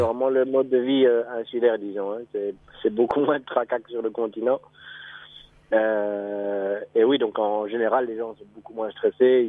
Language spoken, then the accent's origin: French; Belgium; moved away as an adult; also born or lived in Mauritius; now in Seychelles; ça fait trois ans maintenant que que oui, j'ai quitté la Belgique